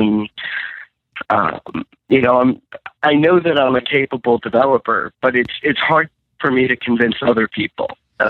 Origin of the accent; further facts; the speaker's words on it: New York, United States; moved away as an adult; now in Chicago, United States; I'm from New York. I'm an iOS developer going to school in Chicago.